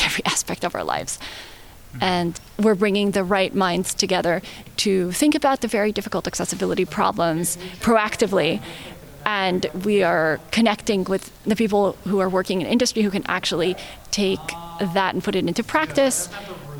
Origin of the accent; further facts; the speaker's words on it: Bay Area, California, United States; I grew up in the Bay Area